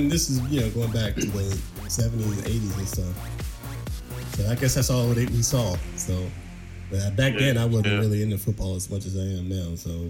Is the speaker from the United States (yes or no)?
yes; South Carolina, United States; moved away; I'm from South Carolina, you know, and we didn't have a pro team when I was there.